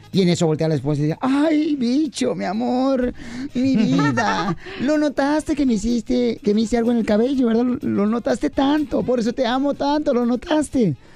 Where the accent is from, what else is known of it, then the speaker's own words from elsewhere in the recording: Michoacán, Mexico; Eh, eh, no, yo no soy español, fíjate, soy michoacano.